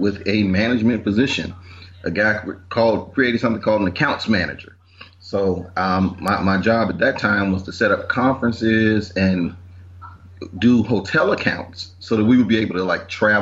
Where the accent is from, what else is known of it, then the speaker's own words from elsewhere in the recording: Washington, District of Columbia, United States; I grew up in Northeast D.C., went to public schools